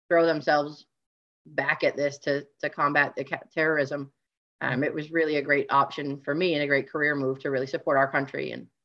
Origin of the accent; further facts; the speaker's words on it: Maine, United States; also born or lived in New York City; So actually, I'm from Maine, technically born and raised, but my parents were divorced. So like most split families, we spent a lot of time in two locations. So mom's side was here in Maine.